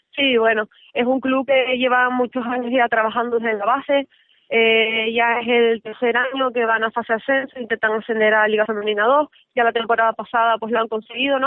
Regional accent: Tenerife, Canary Islands, Spain; also born or lived in León

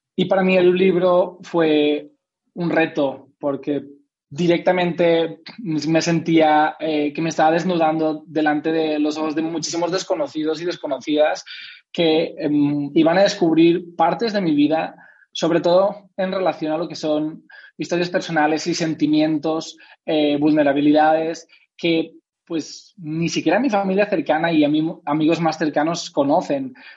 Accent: Spain; soy español

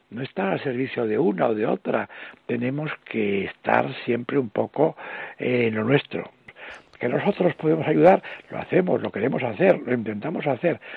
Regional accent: Spain; los españoles hemos perdido, perdido este sentimiento de unidad que por una parte lo tenemos como españoles

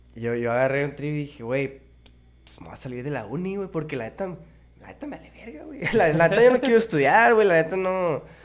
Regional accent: Mexicali, Baja California, Mexico; Aquí en Mexicali toda mi vida

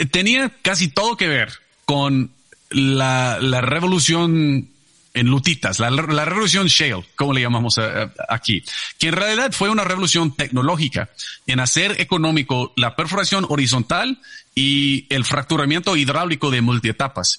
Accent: Abilene, Texas, United States; yo nací en un pueblito que se llama Abilene, que está en el medio de Texas

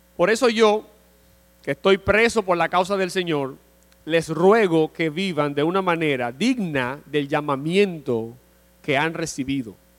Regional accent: Dominican Republic; nosotros como dominicanos vivimos en una sociedad

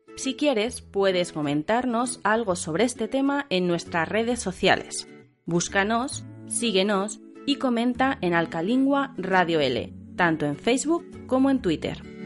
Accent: central Spain, Spain; Nosotras, como somos del centro de España, podemos diferenciarlo en nuestra pronunciación

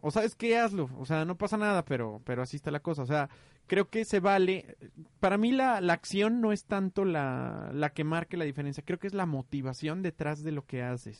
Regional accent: Mexico; yo fui criado en México

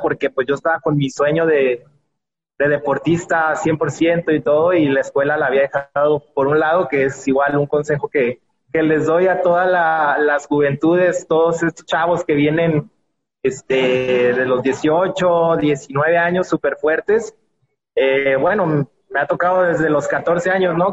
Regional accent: Mexico; en, nuestra casa, de hecho fue en la Ciudad de México

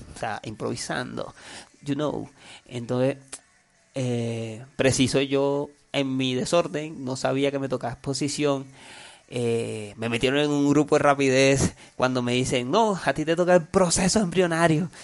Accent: Colombia; soy colombiano, hablo español

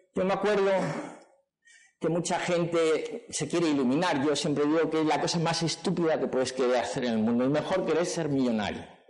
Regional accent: Madrid, Community of Madrid, Spain; yo nací en Madrid, mi padre era del Madrid, me llevaba al Santiago Bernabéu

